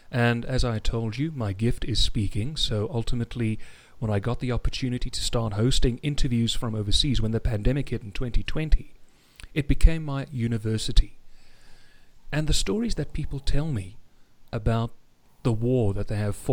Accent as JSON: {"language": "English", "country": "South Africa", "also_born_or_lived": "England", "accent": "South African", "said": "As you can hear, I'm South African, but um"}